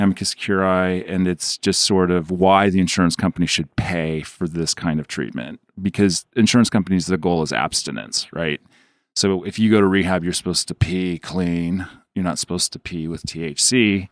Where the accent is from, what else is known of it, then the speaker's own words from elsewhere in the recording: New York, United States; as a New Yorker